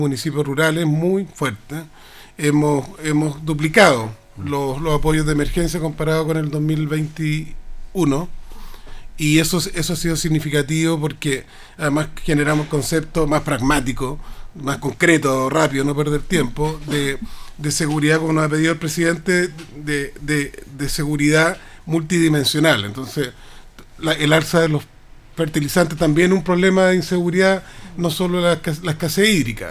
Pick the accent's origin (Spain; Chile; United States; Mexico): Chile; Rancagua, O'Higgins; yo vengo de Rancagua